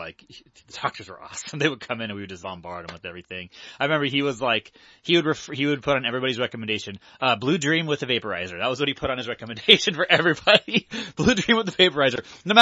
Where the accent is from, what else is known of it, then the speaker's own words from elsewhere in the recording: Lake Forest, California, United States; we're from Orange County, so in Lake Forest, California, which is where I'm from initially